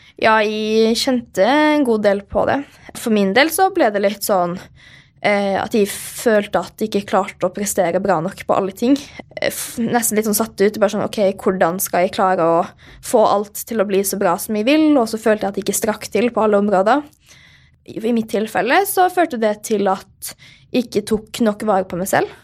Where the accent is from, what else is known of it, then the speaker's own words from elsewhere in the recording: Molde, Møre og Romsdal, Norway; moved away; Jeg er jo hjemme i Molde da, på en eh, liten tur, og det er veldig hyggelig å være her og trene litt og se familien igjen